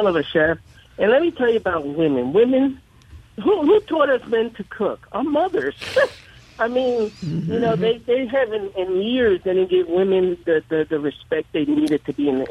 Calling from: Texas, United States; moved away as an adult; also born or lived in Jackson, Mississippi; I'm calling from Texas.

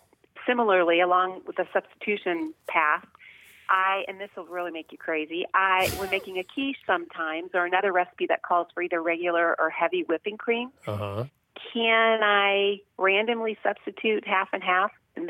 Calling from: California, United States; I'm calling from the San Francisco Bay Area.

